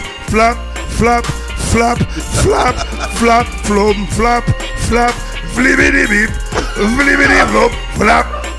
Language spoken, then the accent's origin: English; Miami, Florida, United States; I'm born and raised in Miami